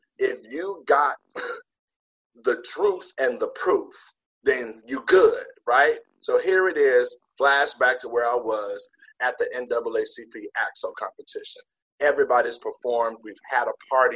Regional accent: Detroit, Michigan, United States; moved away as an adult; now in Irvine, United States; I was in Detroit, of course, that's where I'm from

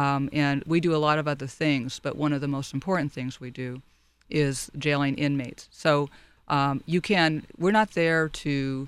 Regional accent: Long Beach, California, United States; Well, I'm one of those rare native Californians. I was born in Monterey Park and raised primarily in Long Beach.

